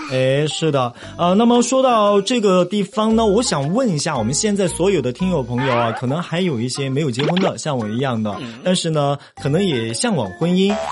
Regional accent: Chengdu, Sichuan, China; 这就是咱们成都人嘛，四川人的一个过，过年方式

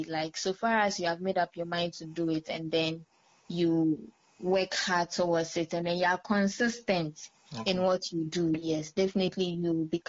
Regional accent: Nigeria; also born or lived in Nandom, Ghana; I come from the Upper West region of Ghana, Nandom to be precise. However, I was born and raised in Nigeria.

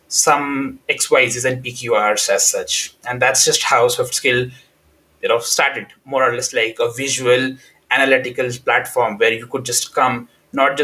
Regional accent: India; moved away as an adult; now in United Kingdom; I come from India

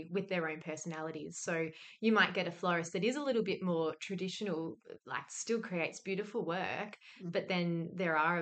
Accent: Victoria, Australia; moved away as an adult; also born or lived in Melbourne; now in Perth, Australia; I'm originally from Victoria

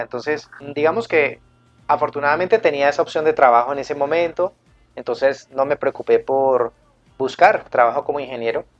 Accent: Cali, Valle del Cauca, Colombia; estoy en la ciudad de Cali, en la Sultana del Valle, mi ciudad natal y en la que siempre he vivido.

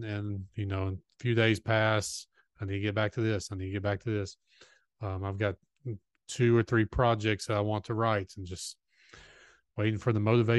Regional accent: Mississippi, United States; no, I'm originally from Mississippi, and we go to Augusta, go through Augusta on the way to visit

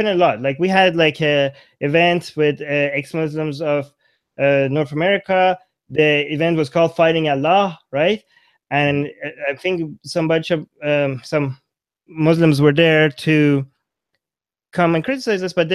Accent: Iran; moved away; I'm from Iran. I lived most of my life in Iran.

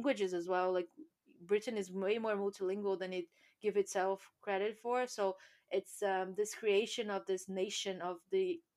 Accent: Brazil; now in United Kingdom; I come from Brazil

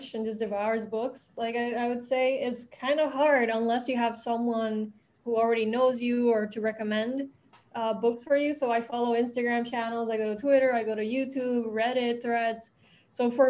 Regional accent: Puerto Rico; I'm born and raised in Puerto Rico

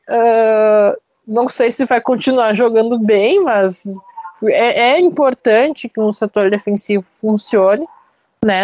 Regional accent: Brazil; eu, como brasileiro

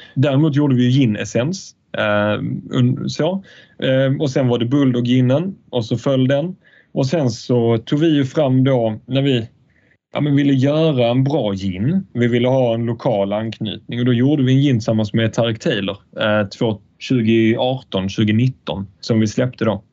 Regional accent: Falsterbo, Skåne, Sweden; när jag är Falsterbo, där jag är uppvuxen.

